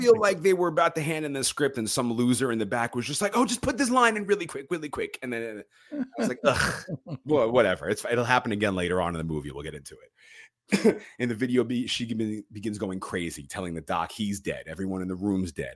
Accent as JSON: {"language": "English", "region": "New York", "country": "United States", "said": "I'm a New Yorker"}